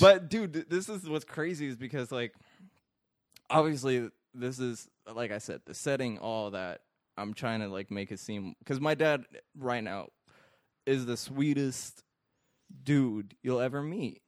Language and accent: English; Iraq; now in United States; I grew up in Iraq.